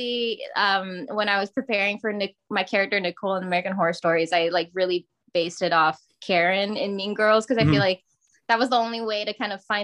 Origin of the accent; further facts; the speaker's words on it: Singapore; accent: Singlish; moved away as an adult; also born or lived in New Mexico, United States / Arizona, United States; now in United States; I was born and raised in Singapore